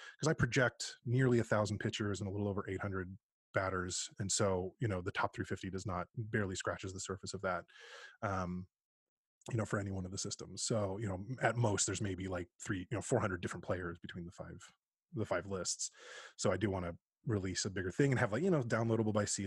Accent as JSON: {"language": "English", "area": "East Bay", "region": "Northern California", "country": "United States", "tie": "born or raised there", "said": "Born and bred in East Bay in Northern California"}